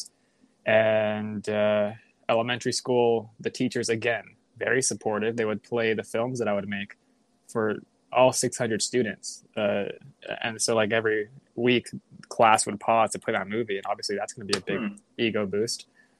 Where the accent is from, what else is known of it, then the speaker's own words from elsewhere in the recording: Chula Vista, California, United States; where I grew up in San Diego, Chula Vista